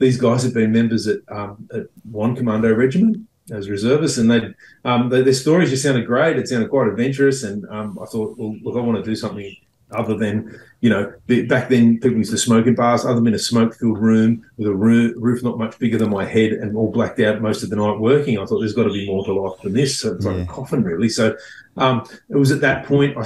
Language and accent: English; Sydney, New South Wales, Australia; I grew up in Epping, in North Sydney